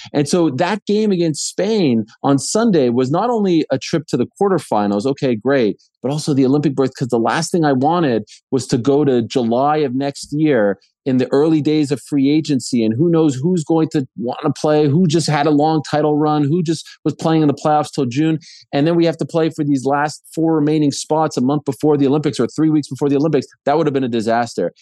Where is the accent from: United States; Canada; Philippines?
Canada; my country, my home country of Canada